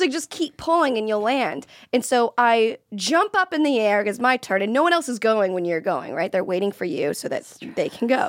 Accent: Florida, United States; I'm from Florida

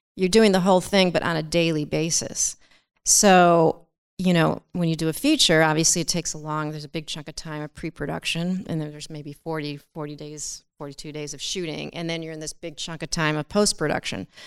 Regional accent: Chicago, Illinois, United States; I'm from Chicago

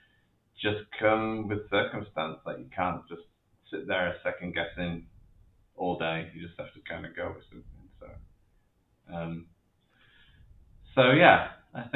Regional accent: near Leeds, Yorkshire and the Humber, United Kingdom; moved away; growing up in Leeds, which was not that I grew up in the city, but Leeds was the nearest city to the town I grew up

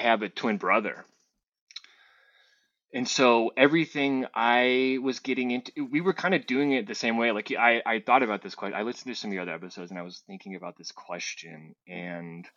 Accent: Whittier, California, United States; also born or lived in La Habra, California / Yorba Linda, California / Hayward, California; I was born in Whittier and I lived there until middle school

